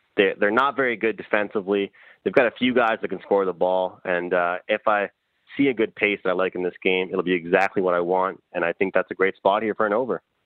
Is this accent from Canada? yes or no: yes; Eastern Canada, Canada; where I'm from in, in East East Canada.